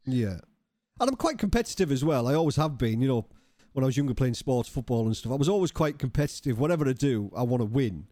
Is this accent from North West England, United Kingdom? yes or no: yes; Cumbria, North West England, United Kingdom; moved away; I was from Cumbria originally